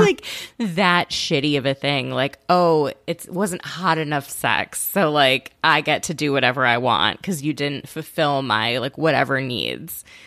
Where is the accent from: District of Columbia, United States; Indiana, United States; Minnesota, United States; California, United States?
Minnesota, United States; I'm from Minnesota